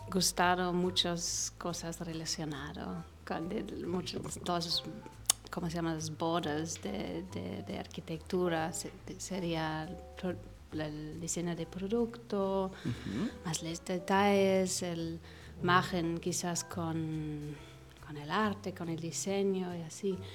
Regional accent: Egypt; also born or lived in Los Angeles, United States; pero yo crecí en Egipto, viví

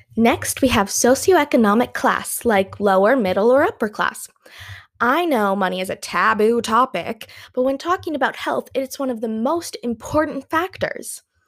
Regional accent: Canada; first language English; I'm from Canada, eh?

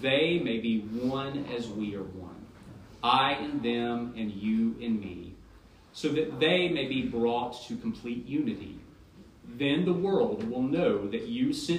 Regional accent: United States; I'm an American Christian

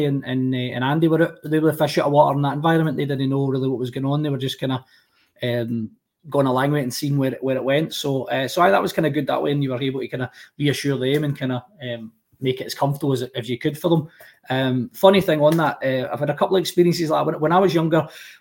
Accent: Rutherglen, Scotland, United Kingdom; also born or lived in Glasgow; I grew up in Rutherglen

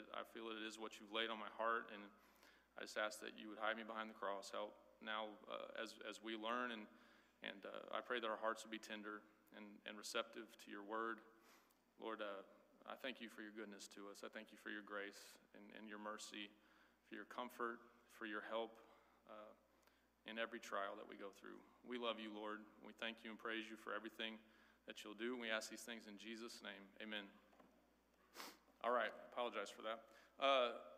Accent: Midwest, United States; also born or lived in Crestview, Florida; now in Florida, United States; I grew up in the Midwest

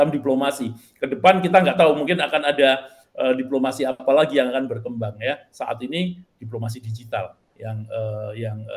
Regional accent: Magelang, Central Java, Indonesia; Nah, saya juga berasal dari Magelang, ya.

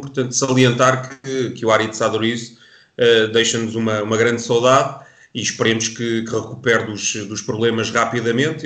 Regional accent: Portugal; particularmente que somos, somos portugueses

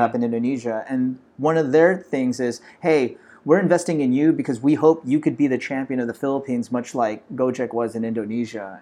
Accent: Los Angeles, California, United States; I'm actually a Filipino American, born and raised in Los Angeles

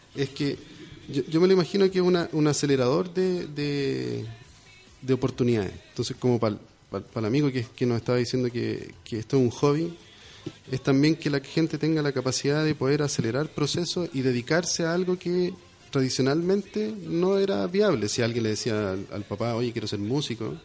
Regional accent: Chile; Somos poquitos en, en, Chile

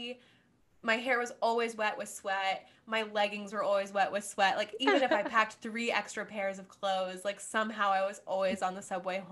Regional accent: Cincinnati, Ohio, United States; moved away as an adult; also born or lived in Washington, D.C.; now in New York, United States; I was born and raised in Cincinnati, Ohio.

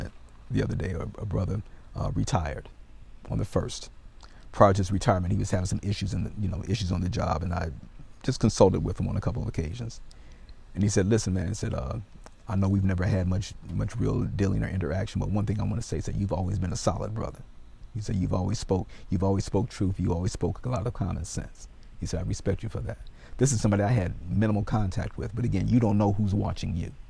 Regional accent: United States; accent: American; my American accent, oh, you're an American.

